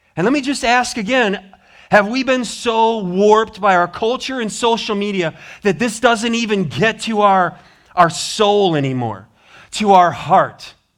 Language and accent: English; Montana, United States; moved away; I'm from Montana